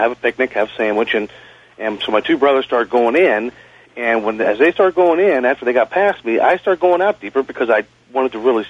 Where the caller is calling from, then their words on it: Youngstown, Ohio, United States; I'm calling from Youngstown, Ohio.